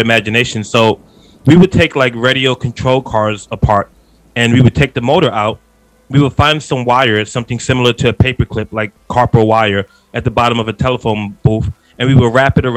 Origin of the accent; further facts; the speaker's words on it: New York City, New York, United States; I'm from Queens, New York. So I talk fast. I'm from the East Coast.